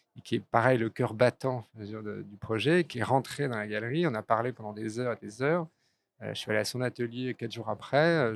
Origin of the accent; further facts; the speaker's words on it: Paris, Île-de-France, France; also born or lived in Strasbourg / Geneva, Switzerland / Hong Kong / Florence, Italy; je suis parisien d'origine, j'ai vécu à Strasbourg, j'ai vécu donc en Suisse, j'ai vécu, j'ai un peu vécu à Hong Kong, j'ai vécu à Florence en Italie